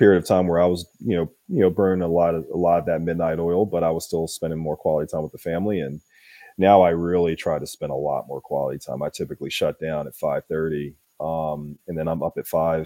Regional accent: Philadelphia, Pennsylvania, United States; I'm originally from Philly

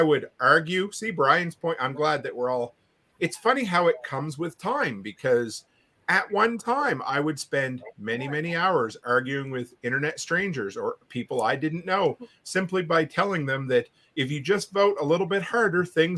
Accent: Canada; I'm a Canadian

